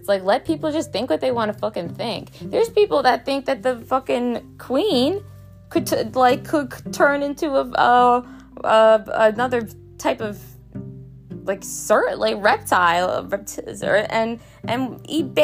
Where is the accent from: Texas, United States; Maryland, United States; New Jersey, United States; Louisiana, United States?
Maryland, United States; Baltimore; I'm from Baltimore